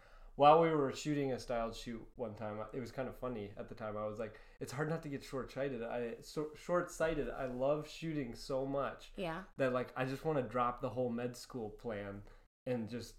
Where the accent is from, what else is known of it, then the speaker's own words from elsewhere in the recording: Minnesota, United States; moved away as an adult; also born or lived in Lynchburg, Virginia; I actually grew up in Minnesota. Okay. I was here for 10 years, and then I went out to Virginia for school.